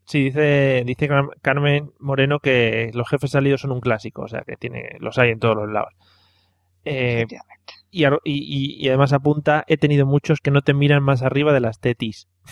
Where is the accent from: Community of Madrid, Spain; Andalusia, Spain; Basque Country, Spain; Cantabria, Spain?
Community of Madrid, Spain; Madrid; moved away; also born or lived in Valencia; yo soy muy madrileño, ¿eh? aunque me estoy, me estoy avalenciando un poco, avalencianando un poco